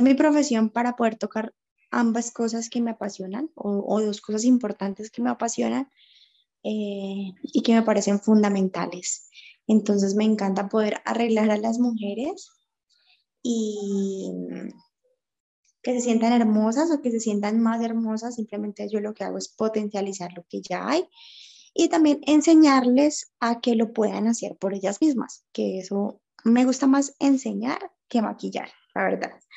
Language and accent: Spanish; Cali, Valle del Cauca, Colombia; soy de la ciudad de Cali, Colombia